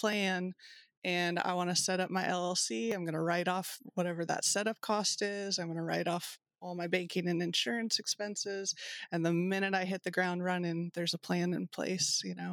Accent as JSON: {"language": "English", "region": "Kentucky", "country": "United States", "said": "I'm from Kentucky"}